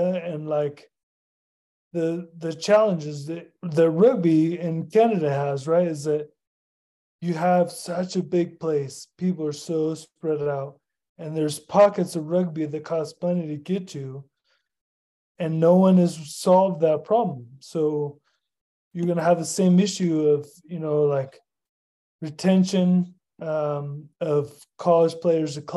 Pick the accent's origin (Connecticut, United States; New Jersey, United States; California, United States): California, United States; now in Denver, United States; I was born and raised in California